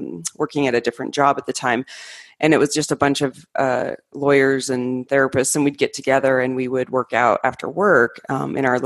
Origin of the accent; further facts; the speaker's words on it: Arizona, United States; moved away as an adult; also born or lived in Colorado; I grew up in Arizona, and went to college there, and then I moved to Colorado for my master's degree.